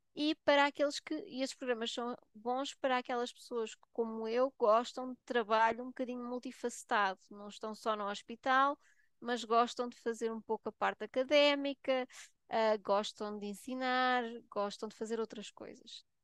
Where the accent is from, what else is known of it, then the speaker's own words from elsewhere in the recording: Portugal; moved away as an adult; also born or lived in Switzerland; now in United Kingdom; não nasci em Portugal, nasci na Suíça, os meus pais eram imigrantes lá e depois voltei para Portugal para, para, pronto, para estudar